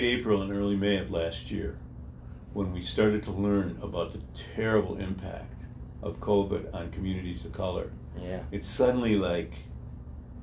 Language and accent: English; Royal Oak, Michigan, United States; I grew up in Royal Oak